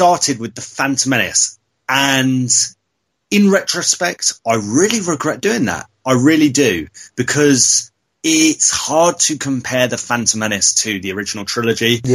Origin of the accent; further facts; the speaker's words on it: Devon, South West England, United Kingdom; now in Essex, United Kingdom; originally I was born and I grew up in Devon, and I'd always come up to Essex. I live in Essex now